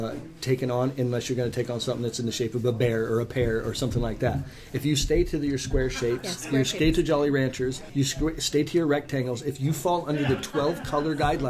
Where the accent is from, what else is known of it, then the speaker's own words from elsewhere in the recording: New England, United States; now in Washington, United States; I'm from New England, so maple is a huge thing for me.